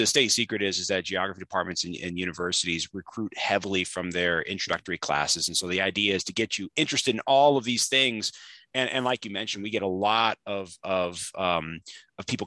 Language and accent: English; Roanoke, Illinois, United States; I'm originally from Roanoke, Illinois, which is kind of north central, not too far from Peoria. And I spent my whole childhood there.